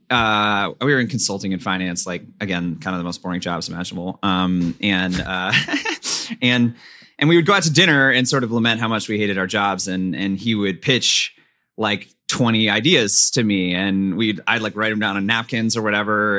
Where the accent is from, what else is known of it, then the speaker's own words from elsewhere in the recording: Pasadena, California, United States; Pasadena, California, Southern California suburb